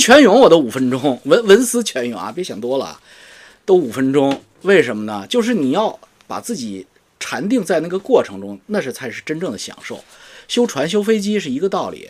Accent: China; moved away; 我们中国人

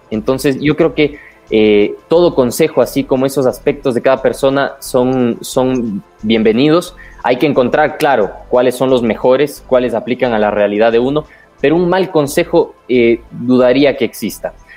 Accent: Ecuador; los defectos que tenemos como ecuatorianos

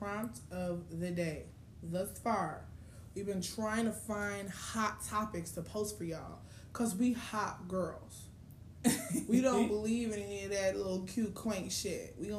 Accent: Chicago, Illinois, United States; I'm from Chicago.

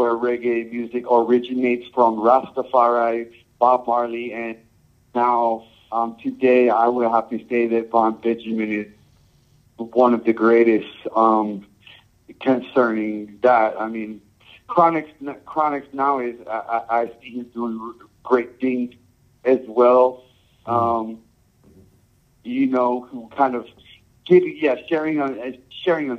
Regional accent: Samoa; also born or lived in California, United States / Hawaii, United States / Japan; now in United States; I grew up in Samoa

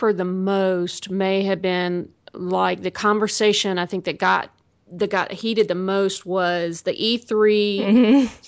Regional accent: the South, United States; I'm from the South

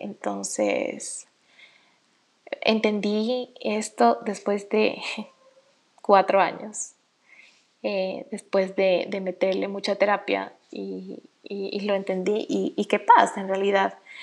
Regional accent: Ecuador; en mi país, en Ecuador

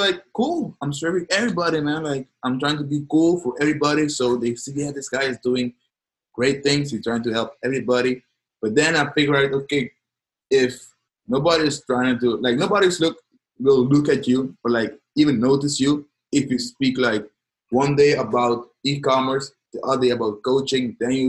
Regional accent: Curaçao; moved away as an adult; now in Netherlands; I'm from the Caribbean, right? In Curacao, nice paradise in Caribbean. Now I came here to study in the Netherlands, in Europe.

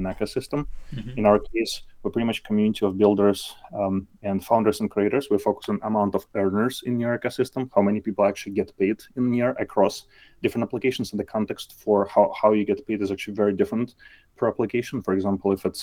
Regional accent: Belarus; moved away as an adult; now in South Bay Area, United States; I live in South Bay Area, not too far from San Francisco. Originally, I'm from Belarus. So I actually came to US maybe like 14 years ago at this point

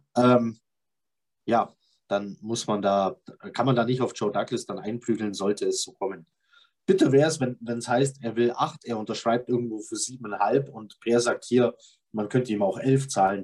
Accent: Bavarian Swabia, Germany; Ich bin auch bayerischer Schwabe, aber ich bin Schwabe.

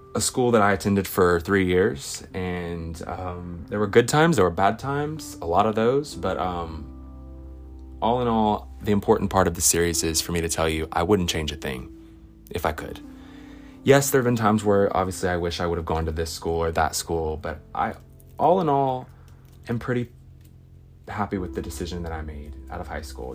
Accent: Alexandria, Louisiana, United States; I grew up in Alexandria, which is 45 minutes from Northwestern

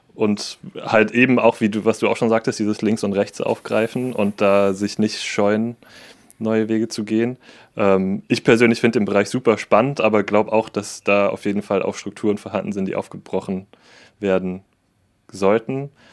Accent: Saarbrücken, Saarland, Germany; ich bin aus Saarbrücken

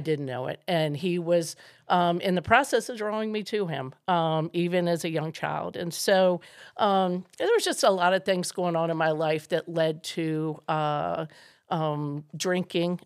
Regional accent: Maryland, United States; I grew up in Maryland

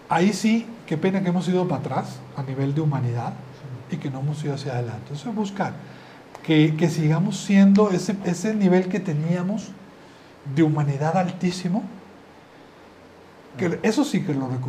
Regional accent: Maracay, Aragua, Venezuela; arriba Venezuela, aunque estoy medio gringo, arriba Venezuela. que gringo, yo soy de Maracay.

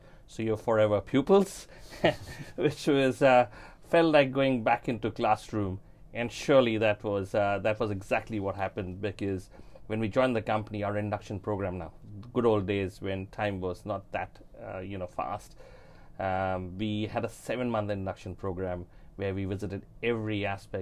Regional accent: India; moved away as an adult; also born or lived in Fiji; now in New Zealand; I was born and brought up in India

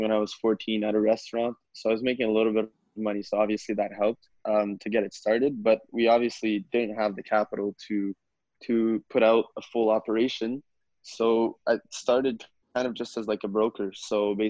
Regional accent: Canada; also born or lived in Saint-Jérôme, Quebec; I was born in the Saint-Jérôme area in the year 2000. So if you do the math, that means I'm 20 years old. And I moved to the Gatineau, Ottawa area when I was about 7 or 8, I believe, and been living in the national capital region since then

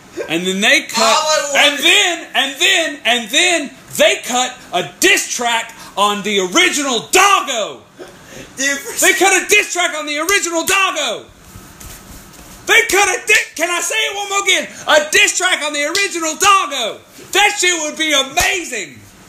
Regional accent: United States; I'm American.

